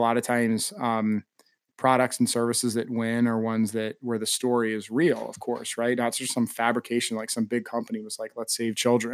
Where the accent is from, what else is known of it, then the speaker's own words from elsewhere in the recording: East Coast, United States; moved away as an adult; now in Austin, United States; I was born and raised on the East Coast, but have lived in Austin now for nine years